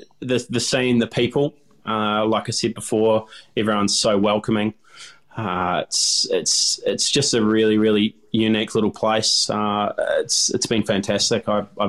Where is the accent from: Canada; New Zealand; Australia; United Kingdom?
New Zealand; Growing up in New Zealand, you know, our pastime was diving and fishing.